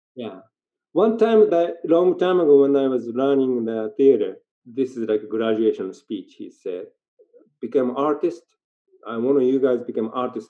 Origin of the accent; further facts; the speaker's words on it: Japan; English is a second language; moved away as an adult; also born or lived in Tokyo / Vancouver; now in Nelson, Canada; now I live in Canada longer than when I grew up in Japan.